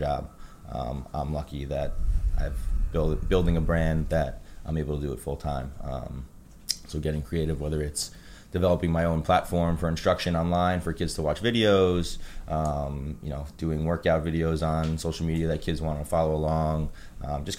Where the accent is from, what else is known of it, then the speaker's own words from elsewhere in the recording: New York, United States; from New York. Grew up here originally